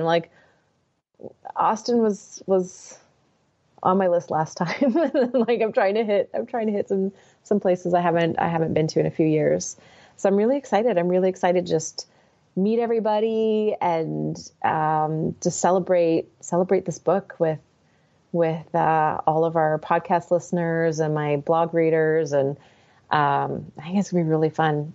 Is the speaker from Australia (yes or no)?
no; Victoria, British Columbia, Canada; moved away; I grew up in Victoria, British Columbia